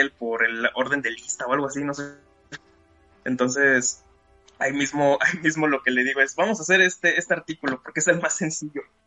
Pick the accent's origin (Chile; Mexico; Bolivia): Mexico; como buen mexicano